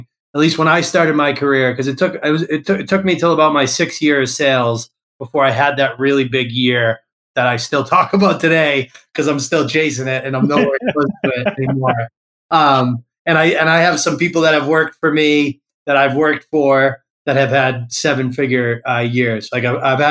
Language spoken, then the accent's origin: English; Massachusetts, United States; I grew up in Massachusetts